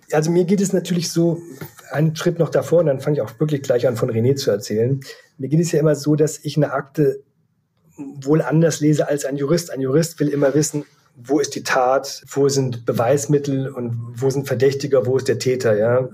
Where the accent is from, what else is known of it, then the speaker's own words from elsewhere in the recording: Leer, Lower Saxony, Germany; moved away as an adult; also born or lived in Hamburg; Ich komme eigentlich aus Leer Ostfriesland und habe dort nach dem Abitur bei der Ostfriesen Zeitung in Leer ein Volontariat absolviert